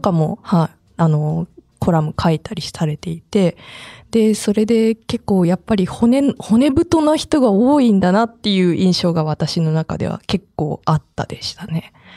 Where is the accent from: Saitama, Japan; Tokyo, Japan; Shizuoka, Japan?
Saitama, Japan; moved away; 私浦和から参加してたと思うんですけど実家